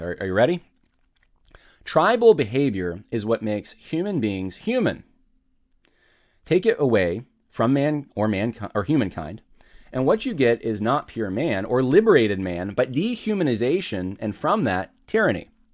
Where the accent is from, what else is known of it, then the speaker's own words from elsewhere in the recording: United States; in our country